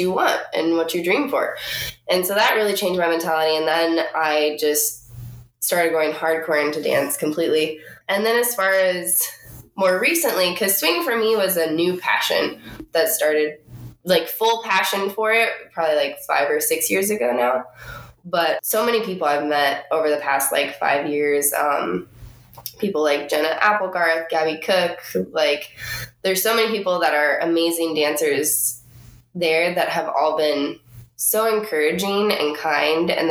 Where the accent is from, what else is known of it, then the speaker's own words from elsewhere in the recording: Pueblo, Colorado, United States; also born or lived in Florida; now in Pasadena, United States; I grew up in a small town in Colorado